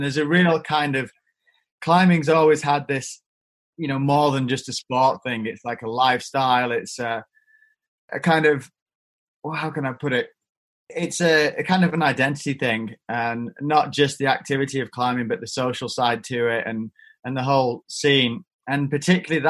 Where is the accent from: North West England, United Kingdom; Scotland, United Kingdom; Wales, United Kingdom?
North West England, United Kingdom; Eden Valley, Cumbria; I'm not really from the Lake District. I'm from a place called the Eden Valley, which is just outside the national park